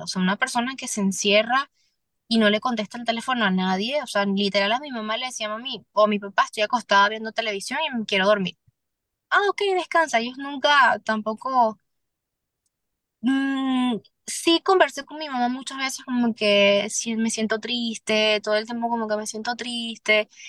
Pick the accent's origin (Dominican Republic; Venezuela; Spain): Venezuela; moved away as an adult; now in Miami, United States; hay muchas circunstancias difíciles en mi país